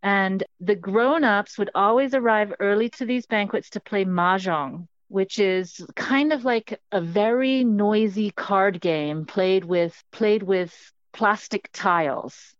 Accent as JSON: {"language": "English", "country": "Hong Kong", "tie": "born or raised there", "said": "I grew up in Hong Kong, which is a city on the southeastern coast of China."}